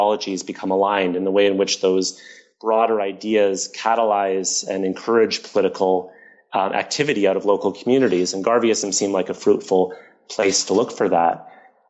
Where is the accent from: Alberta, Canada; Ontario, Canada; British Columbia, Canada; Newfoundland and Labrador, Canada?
Ontario, Canada; Toronto; I grew up in Toronto